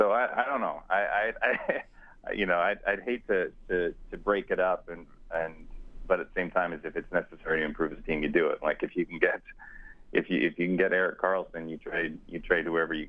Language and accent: English; Canada; as a Canadian boy